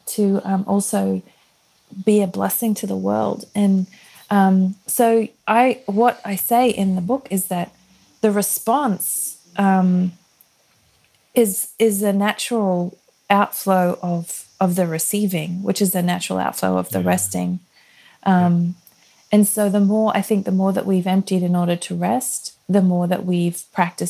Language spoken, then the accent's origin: English; Australia; moved away as an adult; we're from Australia